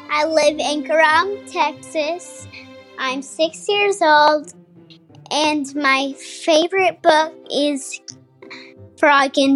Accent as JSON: {"language": "English", "country": "Ireland", "said": "I'm from Ireland. I'm 10 years"}